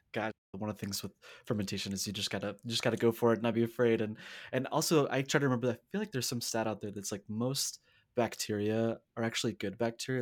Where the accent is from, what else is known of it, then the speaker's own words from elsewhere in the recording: the South, United States; I'm also from the South